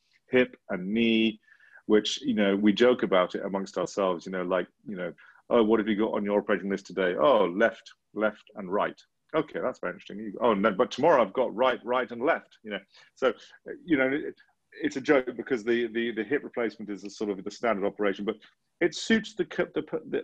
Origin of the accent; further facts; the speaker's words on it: England, United Kingdom; as an English person, in England, you know, we live in a very, very privileged environment